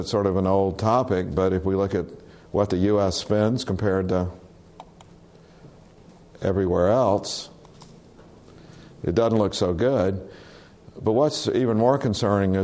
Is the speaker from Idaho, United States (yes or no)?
no; South Carolina, United States; moved away; I was born in South Carolina